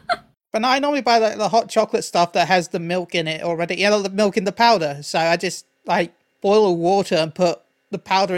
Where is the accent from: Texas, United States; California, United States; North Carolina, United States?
Texas, United States; Talon, look, as an American, right? I'm a Texan, right? Sorry. Look, as an American, we right? Do. I'm a Texan, right? We do sweet tea like no one else.